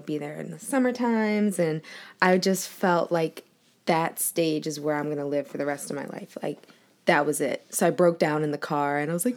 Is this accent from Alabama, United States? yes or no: no; Woodlawn, Maryland, United States; also born or lived in Colombia; born in Colombia, and I stayed here till I was about 7, and then that's when I moved to Baltimore County, Woodlawn area